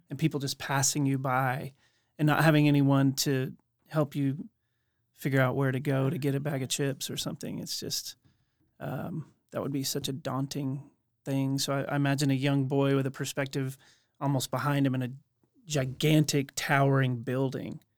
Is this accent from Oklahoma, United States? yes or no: yes; Oklahoma City, Oklahoma, United States; I was born and raised in Oklahoma City, and, uh, I've stuck around